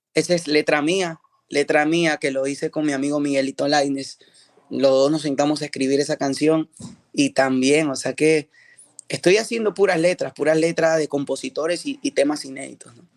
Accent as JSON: {"language": "Spanish", "country": "Peru", "moved": "yes", "lives_now": "United States", "said": "estoy regresando a mi país, a mi país de origen, Perú"}